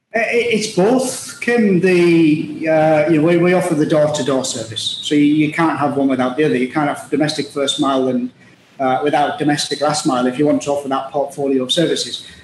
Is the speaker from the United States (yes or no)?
no; Middlesbrough, North East England, United Kingdom; moved away as an adult; also born or lived in Liverpool / Glasgow; now in United Arab Emirates; I was uh, born and raised in Middlesbrough, it's a, uh, a town in the northeast of England in the UK